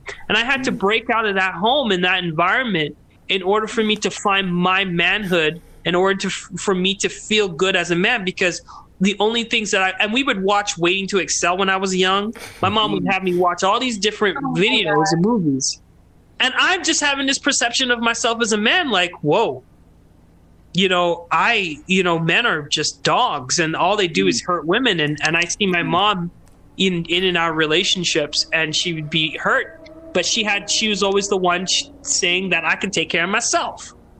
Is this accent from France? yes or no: no; Trinidad & Tobago; being Trinidadian and my, you know, I was raised with women in my life, my whole life.